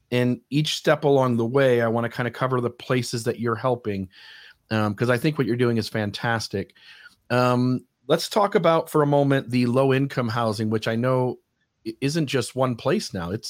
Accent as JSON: {"language": "English", "region": "Ohio", "country": "United States", "moved": "yes", "said": "I came I came from Ohio, and again, the city I was talking about that I lived in, you could buy a house literally."}